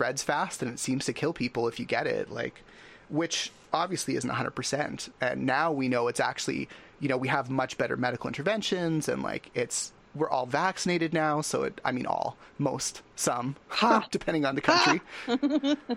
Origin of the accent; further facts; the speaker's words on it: Canada; as a Canadian